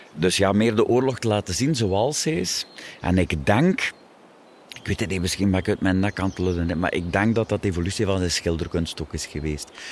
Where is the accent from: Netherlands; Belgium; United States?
Belgium; Wervik, Flanders; We zijn een deelgemeente van Wervik.